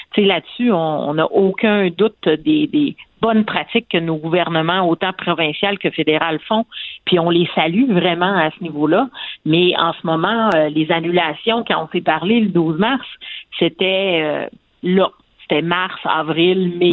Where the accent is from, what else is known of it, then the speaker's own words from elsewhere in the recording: Quebec, Canada; en tant que Québécois